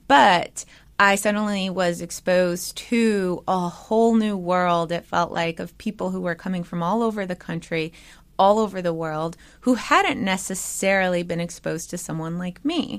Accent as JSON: {"language": "English", "country": "United States", "tie": "born or raised there", "first_language": "English"}